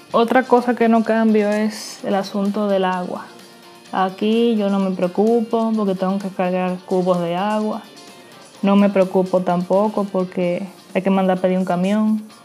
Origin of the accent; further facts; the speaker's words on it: Dominican Republic; moved away as an adult; now in Queens, New York, United States; soy dominicana y actualmente vivo en Queens, New York. Tengo aproximadamente siete años que resido aquí en Estados Unidos